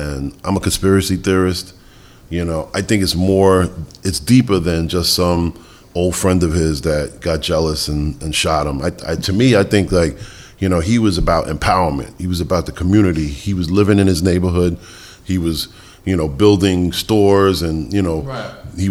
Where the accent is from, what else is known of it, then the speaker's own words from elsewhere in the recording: New York City, New York, United States; also born or lived in Bronx, New York; I grew up in the Bronx, but was raised in Queens.